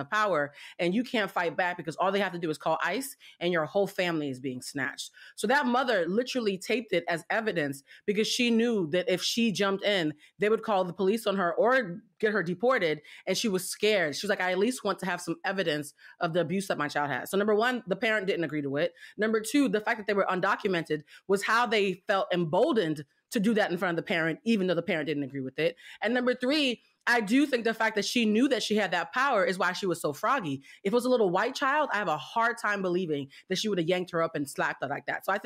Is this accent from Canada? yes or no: no; Haiti; also born or lived in Cuba; now in United States; I'm from Haiti and Cuba.